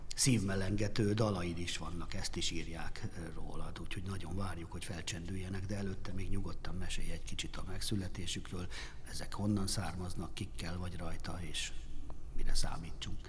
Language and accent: Hungarian; Hungary; magyarok vagyunk